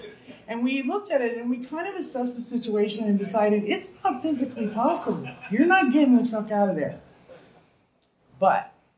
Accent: East Coast, United States; moved away as an adult; also born or lived in Indiana; now in Moss Beach, United States; I just got here in September. And I'm from the East Coast.

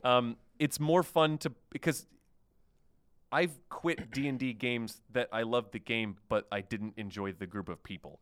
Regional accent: Oklahoma, United States; moved away; I was from Oklahoma

